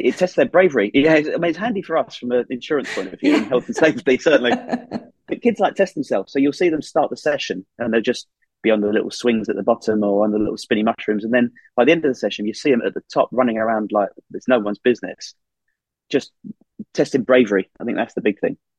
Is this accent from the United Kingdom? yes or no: yes; Essex, East of England, United Kingdom; moved away as an adult; also born or lived in Surrey; now in Northumberland, United Kingdom; I'm from Essex